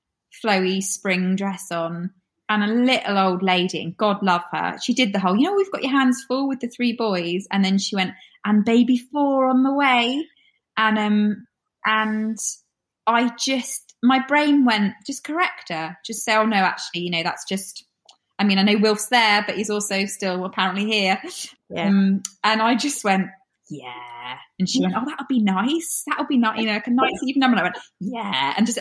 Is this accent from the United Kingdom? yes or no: yes; United Kingdom; I'm so British when it comes to, I don't ever want to make somebody else feel uncomfortable.